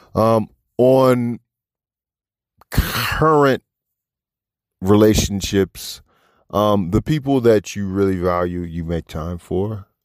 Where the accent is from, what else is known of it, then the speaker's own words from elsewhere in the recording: Washington D.C. area, Maryland, United States; moved away as an adult; now in Los Angeles, United States; Washington D.C., my hometown, from right outside D.C. and Maryland